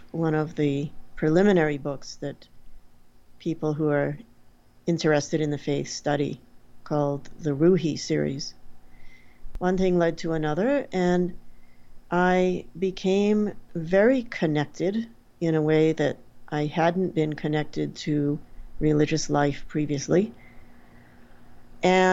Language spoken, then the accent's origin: English; Portsmouth, New Hampshire, United States; I grew up in Portsmouth, New Hampshire.